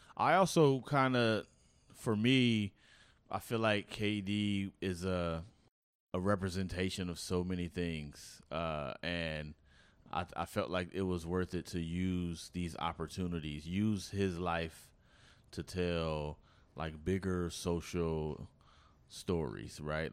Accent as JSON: {"language": "English", "town": "Oakland", "region": "California", "country": "United States", "said": "I'm from Oakland"}